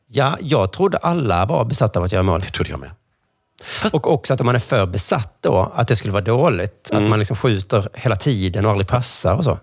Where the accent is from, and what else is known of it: Sweden